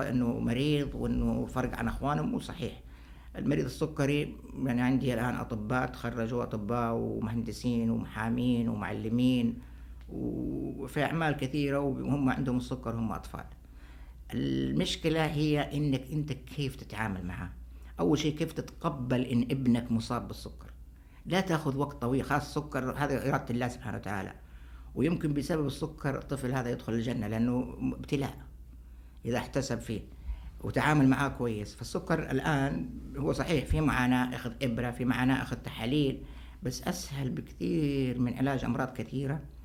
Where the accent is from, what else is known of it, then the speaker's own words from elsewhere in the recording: Saudi Arabia; عندنا في السعودية